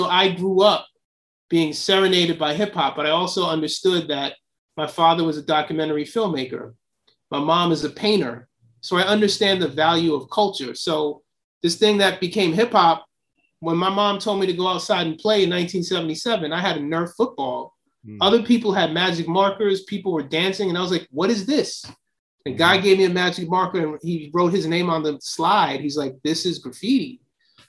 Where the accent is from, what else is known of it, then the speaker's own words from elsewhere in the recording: Silver Spring, Maryland, United States; moved away; also born or lived in Queens; Well, I grew up initially in Silver Spring, Maryland. You know, my father was a filmmaker and he taught at Howard University. And my parents split up, so we moved to Queens in 1977.